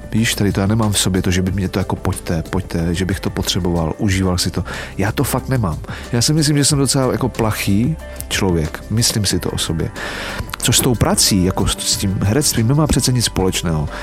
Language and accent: Czech; Czechia; Tady u nás v Čechách